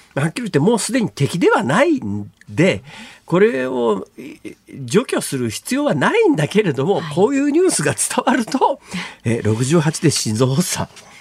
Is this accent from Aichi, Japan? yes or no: no; Iruma, Saitama, Japan; moved away as an adult; also born or lived in Gifu Prefecture; 小学校上がる1年前から大学卒業するまでが、基本いわゆる青春時代とか幼少期であるとかの鮮烈な記憶が残っているのは埼玉県の入間というところ